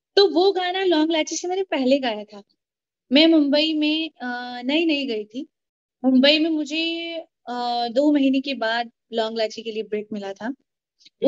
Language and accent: Hindi; Jammu and Kashmir, India; now in Chandigarh, India; मैं जम्मू कश्मीर से हूँ मैं जम्मू से बिलोंग